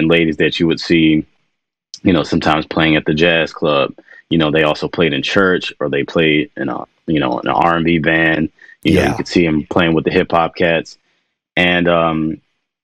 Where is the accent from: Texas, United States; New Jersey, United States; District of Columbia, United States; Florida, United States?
District of Columbia, United States; Washington; I grew up in Washington, D.C.